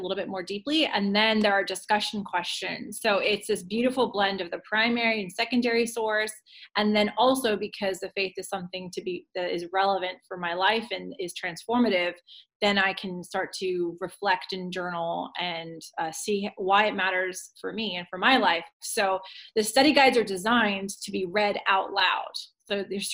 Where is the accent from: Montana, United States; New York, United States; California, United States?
California, United States; moved away as an adult; also born or lived in Virginia / Phoenix, Arizona; I grew up in California, moved to Virginia for graduate school